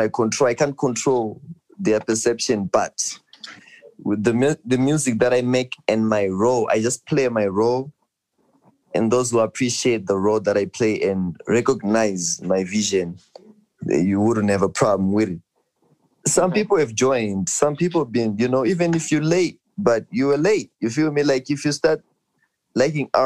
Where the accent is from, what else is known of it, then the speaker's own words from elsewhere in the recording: Zimbabwe; I'm from Cheetah